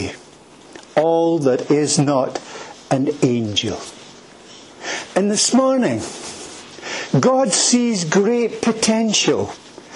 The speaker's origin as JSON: {"language": "English", "town": "Edinburgh", "region": "Scotland", "country": "United Kingdom", "tie": "born or raised there", "also_born_or_lived": "Turkey / Afghanistan", "moved": "as an adult", "said": "I am from Edinburgh. I was born in a place called Leith."}